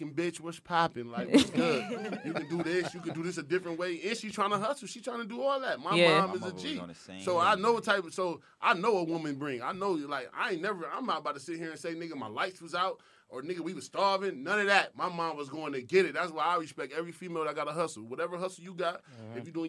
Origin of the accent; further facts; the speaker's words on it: New York, United States; I'm from New York